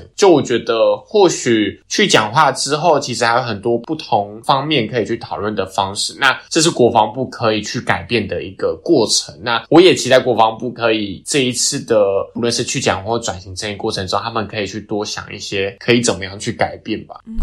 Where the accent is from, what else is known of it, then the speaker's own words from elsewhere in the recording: Taiwan; 我们作为一个台湾人，我们应该要更相信自己一点